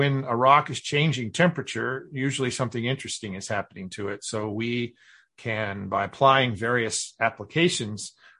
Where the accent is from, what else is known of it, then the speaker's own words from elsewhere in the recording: Kansas, United States; moved away as an adult; also born or lived in New Mexico / New York; now in Houston, United States; I grew up in Kansas